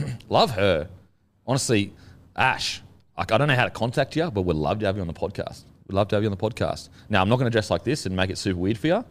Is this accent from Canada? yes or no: no; Australia; I'm Australian